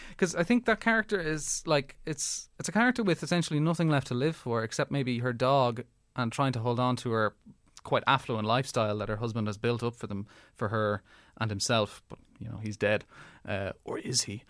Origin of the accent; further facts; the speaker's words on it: Ireland; Being Irish